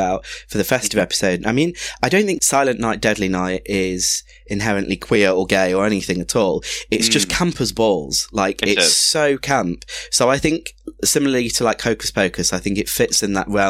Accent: Nottingham, East Midlands, United Kingdom; I'm from Nottingham

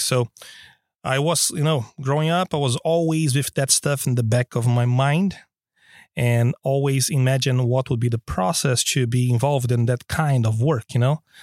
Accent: Brazil; now in Stockholm, Sweden; I'm originally from Brazil

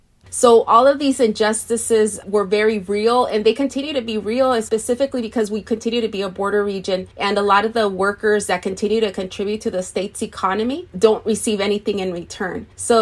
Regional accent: Moreno Valley, California, United States; I was born and raised here in the Inland Empire, in particular here in Paris in Moreno Valley.

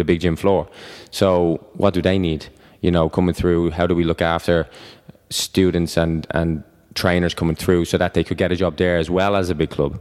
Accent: Ireland; I'm Irish

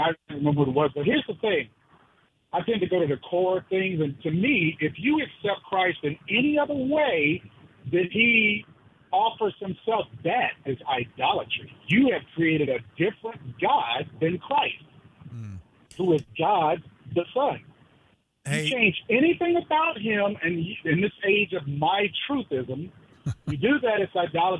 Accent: Newport News, Virginia, United States; now in Hampton, United States; I'm calling from Virginia. I'm actually a native of Newport News. I live in Hampton.

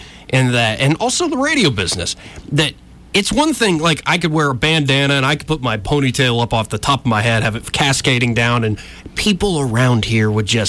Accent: Montgomery, Alabama, United States; I still get people around here going, so where are you from? I'm like, here.

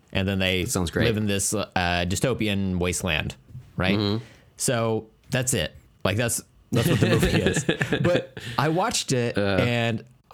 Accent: India; I hesitated doing the voice when I'm Indian. Like, that's the one accent I can't get away with.

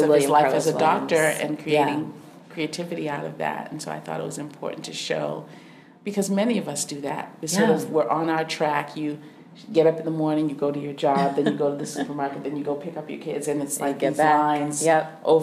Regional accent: New England, United States; I was born in New England

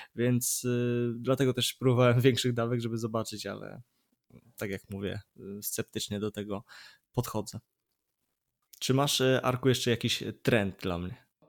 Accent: Poznań, Greater Poland, Poland; jestem z Poznania

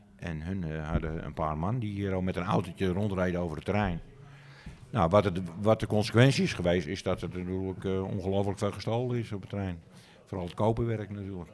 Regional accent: Amsterdam, North Holland, Netherlands; ik ben Amsterdammer, maar het is gewoon een dorp.

